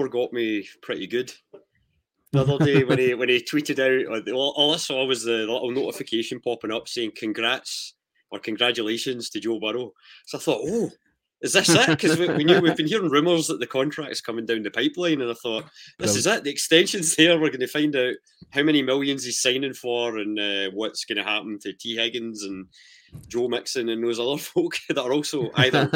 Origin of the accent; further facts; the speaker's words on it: Irvine, Scotland, United Kingdom; also born or lived in Port Hope; me being born in Port Hope, but then growing up in Irvine and really being from there